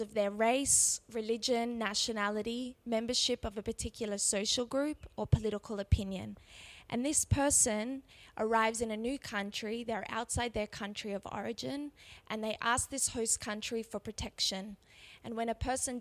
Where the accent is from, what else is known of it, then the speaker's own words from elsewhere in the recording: Australia; accent: Australian; moved away as an adult; now in Israel; you might be able to tell from my accent that I'm actually Australian, and I moved to Israel 2 years ago